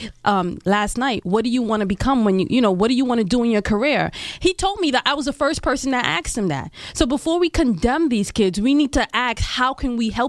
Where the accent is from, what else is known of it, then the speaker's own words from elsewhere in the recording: New York City, New York, United States; I'm, you know, a lifelong resident, born and raised in East Flatbush